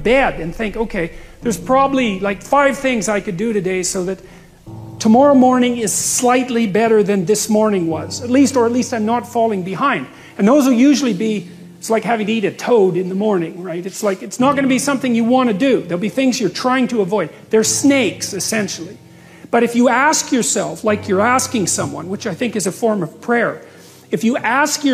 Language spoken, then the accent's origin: English; Fairview, Alberta, Canada; moved away; I was from Northern Alberta, this rough little town up in Northern Alberta called Fairview. And, you know, there were long winters there, and my friends were heavy drinkers, and most of them dropped out of school by the time they were 15 or 16